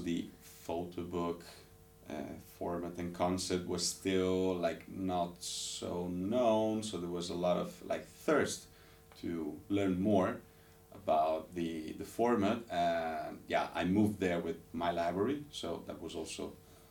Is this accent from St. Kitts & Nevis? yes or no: no; Ravenna, Emilia-Romagna, Italy; being born and raised in Italian city, there's Ravenna